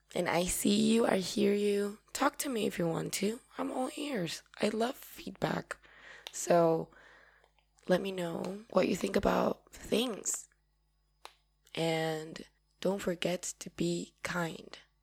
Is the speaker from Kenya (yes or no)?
no; Paraguay; I'm from Paraguay